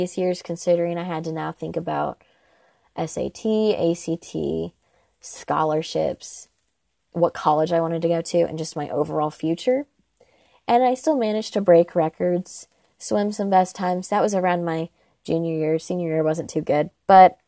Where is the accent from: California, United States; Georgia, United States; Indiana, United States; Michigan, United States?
Indiana, United States; born or raised there